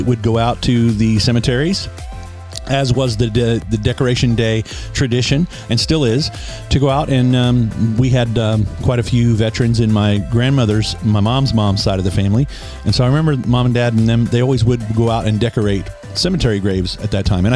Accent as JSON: {"language": "English", "town": "Scott City", "region": "Kansas", "country": "United States", "tie": "born or raised there", "also_born_or_lived": "Topeka, Kansas / Nashville", "said": "in my hometown in Scott City, Kansas"}